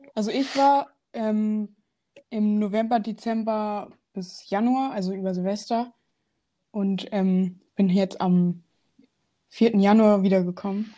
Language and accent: German; Hanover, Lower Saxony, Germany; Ich komme aus Hannover